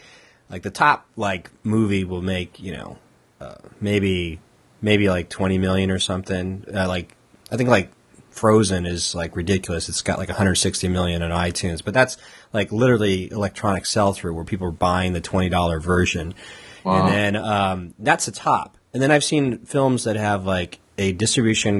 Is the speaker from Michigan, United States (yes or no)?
no; Southern California, United States; moved away as an adult; also born or lived in Los Angeles / San Diego; now in Portland, United States; I moved up here to Portland about, you know, almost 3.5 years ago, and I'm from Southern California, so I spent time in both LA and San Diego